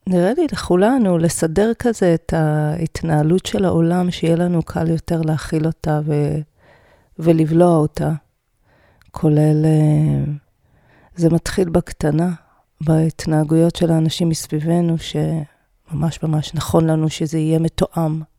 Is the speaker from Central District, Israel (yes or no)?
yes; Even Yehuda, Central District, Israel; גדלתי באבן יהודה, וחלק מילדי אבן יהודה היו לומדים בהדסים.